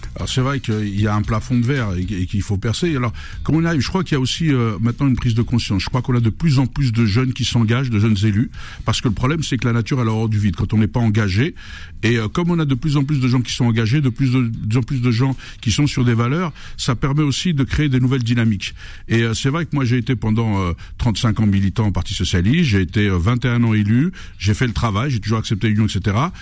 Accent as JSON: {"language": "French", "country": "Algeria", "moved": "yes", "lives_now": "France", "said": "J'aime mon pays, je défends l'intégrité d'Algérie, je défends ma culture amazir"}